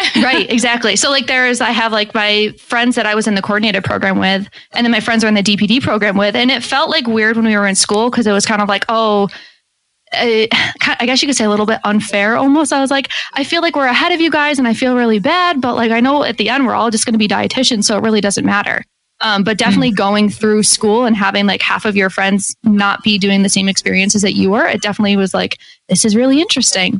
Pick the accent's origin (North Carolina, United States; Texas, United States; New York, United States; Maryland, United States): New York, United States; Syracuse; I'm from Syracuse, New York.